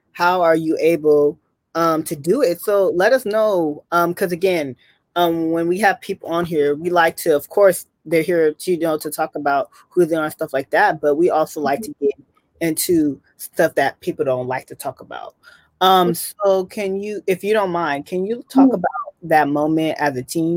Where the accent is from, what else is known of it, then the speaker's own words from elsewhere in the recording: Bay Area, California, United States; we are both from the Bay Area